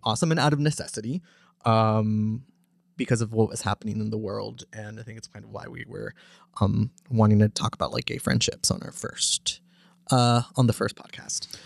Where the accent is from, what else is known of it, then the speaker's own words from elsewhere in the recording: East Texas, United States; also born or lived in Los Angeles / Arlington, Texas / New York; I moved here when I was ten. I moved to East Texas and from Los Angeles and grew up in East Texas, but, uh, after, in the middle of high school, my family moved to Arlington